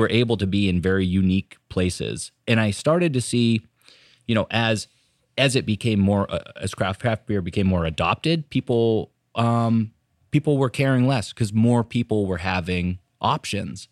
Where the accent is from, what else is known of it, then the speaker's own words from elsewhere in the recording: Raymond, New Hampshire, United States; also born or lived in Portland, Maine / Exeter, New Hampshire; now in Hampton, United States; we both grew up in Raymond.